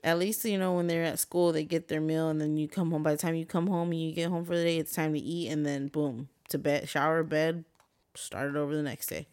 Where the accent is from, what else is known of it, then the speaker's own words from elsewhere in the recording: Guadalupe, United States; moved away; growing up in Guad